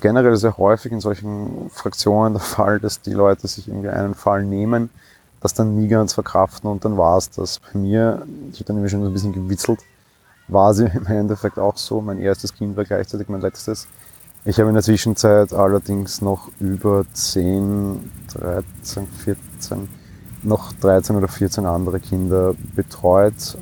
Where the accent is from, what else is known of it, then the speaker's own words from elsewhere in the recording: Vienna, Austria; bei uns in Wien